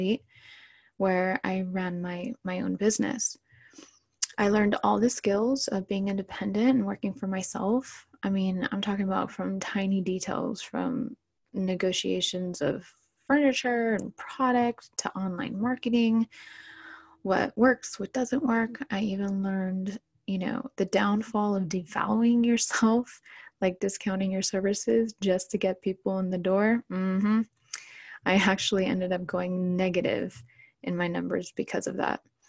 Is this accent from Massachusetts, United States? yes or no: no; Orange County, California, United States; I was born and raised in Orange County, California